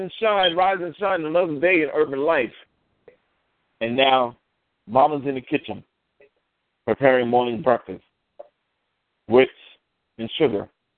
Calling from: New York, United States; I am calling from New York.

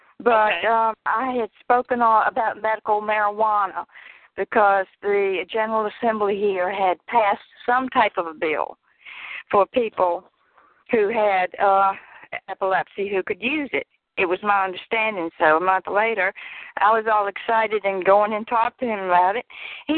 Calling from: Richmond, Virginia, United States; Richmond, Virginia.

